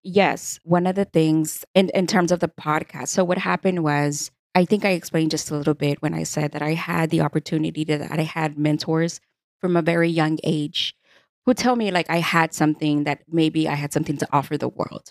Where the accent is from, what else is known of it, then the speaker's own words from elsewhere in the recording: Houston, Texas, United States; born and raised in Houston, Texas